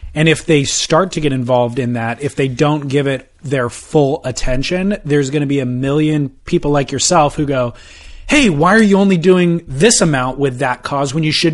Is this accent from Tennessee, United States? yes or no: no; Huntington Beach, California, United States; My kook is my hometown of Huntington Beach.